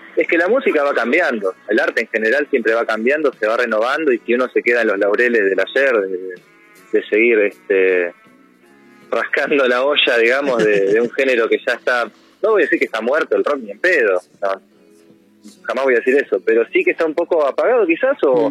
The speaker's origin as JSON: {"language": "Spanish", "town": "Mar del Plata", "region": "Buenos Aires Province", "country": "Argentina", "moved": "yes", "said": "yo soy de Mar del Plata"}